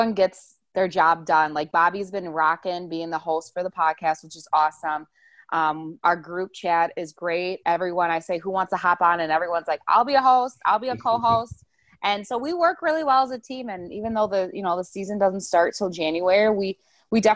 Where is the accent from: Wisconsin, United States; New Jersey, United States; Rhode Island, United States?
Wisconsin, United States; Wauwatosa; moved away as an adult; now in Arizona, United States; I'm originally from Wisconsin. I say Milwaukee, but I'm in like a little suburb called Wauwatosa. So I've lived in Wisconsin my whole life until my senior year of college.